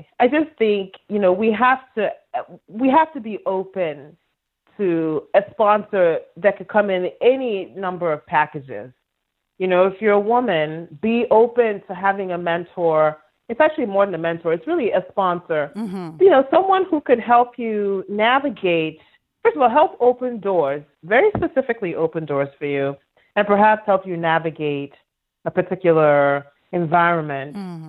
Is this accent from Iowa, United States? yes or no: yes; Iowa, United States; So when we were younger, I grew up in Iowa, okay?